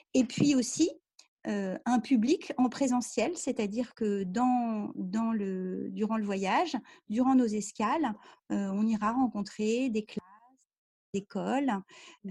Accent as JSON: {"language": "French", "country": "France", "said": "je suis française"}